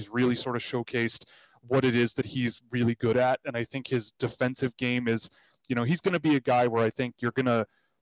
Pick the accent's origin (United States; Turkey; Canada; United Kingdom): Canada; Toronto, Ontario; I grew up in Toronto